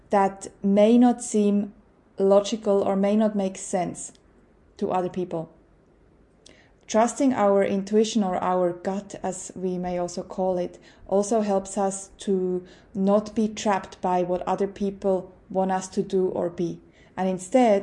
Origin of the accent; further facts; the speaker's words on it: Switzerland; moved away as an adult; now in Australia; as a Swiss growing up in Switzerland